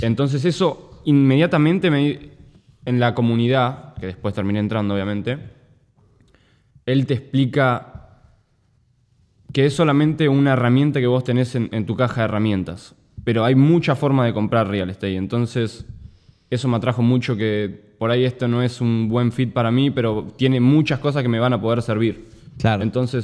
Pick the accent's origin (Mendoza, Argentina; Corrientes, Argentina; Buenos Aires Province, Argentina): Buenos Aires Province, Argentina; Necochea; moved away as an adult; now in United States; yo soy de Necochea, no soy de Mar del Plata